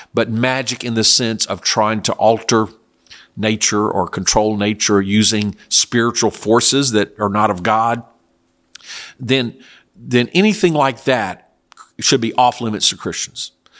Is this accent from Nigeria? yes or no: no; South Korea; I was raised in Korea. There was no Halloween. That is an American or Western culture. Now, in very rare occasions, we were allowed to go into the U.S. Army base, and there was also a Baptist missionary compound that had American-style living.